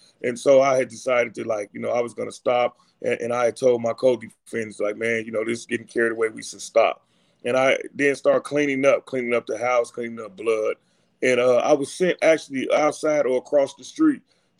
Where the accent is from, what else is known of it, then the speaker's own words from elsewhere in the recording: Gary, Indiana, United States; I was born and raised in Gary, Indiana